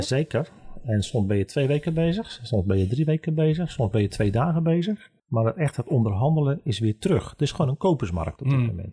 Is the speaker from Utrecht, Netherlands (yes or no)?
no; Vlaardingen, South Holland, Netherlands; in mijn geboortestad Vlaardingen